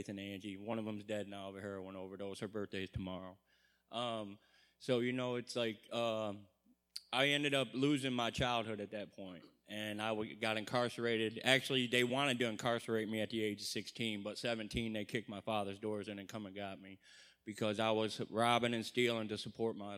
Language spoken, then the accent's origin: English; Monroe, Michigan, United States; I'm from Monroe, Michigan.